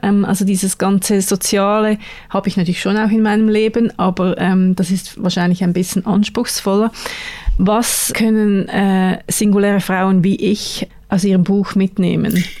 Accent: Switzerland; bei uns in der Schweiz

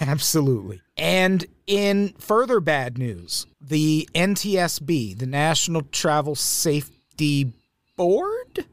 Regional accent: Peoria, Illinois, United States; I grew up in Peoria, Illinois.

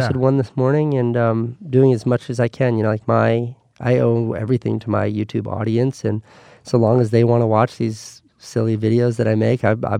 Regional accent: New York, United States; I don't miss New York at all, but I miss being a New Yorker so much that it keeps me up at night.

